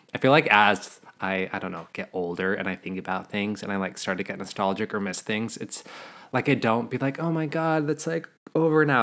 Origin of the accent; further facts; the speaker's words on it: Montana, United States; moved away as an adult; now in Los Angeles, United States; Growing up in Montana